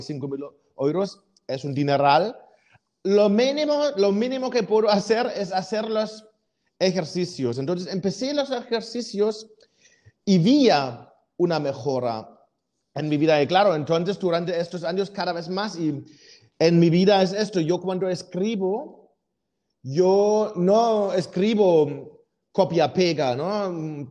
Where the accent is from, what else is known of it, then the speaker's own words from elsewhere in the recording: Germany; moved away; siendo alemán